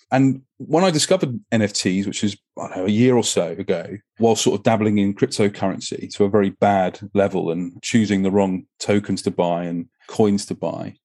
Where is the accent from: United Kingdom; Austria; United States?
United Kingdom; England; I'm an, I'm an Englishman